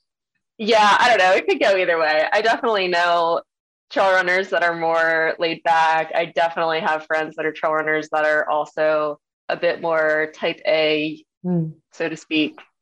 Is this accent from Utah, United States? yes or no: no; Maryland, United States; my hometown where I grew up in Maryland